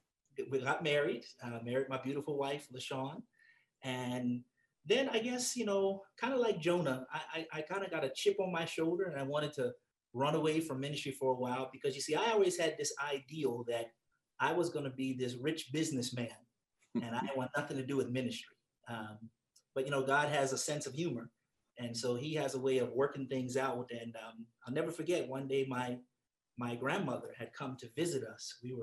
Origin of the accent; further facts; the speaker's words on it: Berrien Springs, Michigan, United States; born there; So I was privileged to be born in the big city of Berrien Springs, Michigan, back when we only had one stoplight.